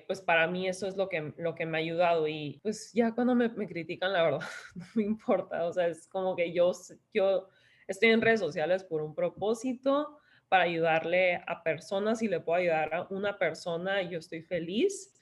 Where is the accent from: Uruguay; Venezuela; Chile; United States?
United States; San Diego, California; also born or lived in Tijuana, Mexico; yo soy de San Diego, este, mexicana de Tijuana, pero casi toda mi vida he vivido en San Diego